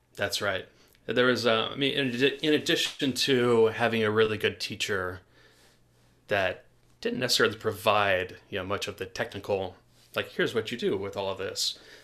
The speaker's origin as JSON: {"language": "English", "town": "Portland", "region": "Oregon", "country": "United States", "tie": "born or raised there", "said": "Growing up in Portland, Oregon"}